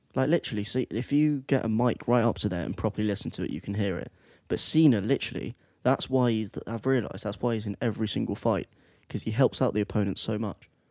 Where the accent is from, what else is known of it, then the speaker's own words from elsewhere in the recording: England, United Kingdom; we're English